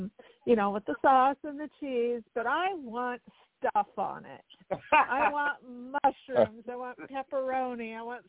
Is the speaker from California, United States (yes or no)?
yes; California, United States; I'm born and raised in California.